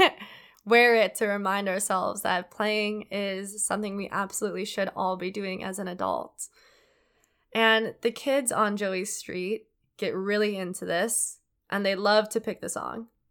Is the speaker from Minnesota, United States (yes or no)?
yes; Minnesota, United States; I say that word weird because I'm from Minnesota